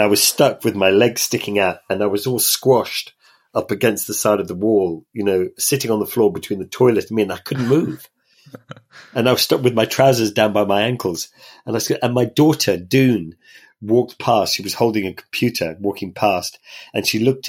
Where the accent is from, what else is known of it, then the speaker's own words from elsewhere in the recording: Ireland; in Ireland, where I grew up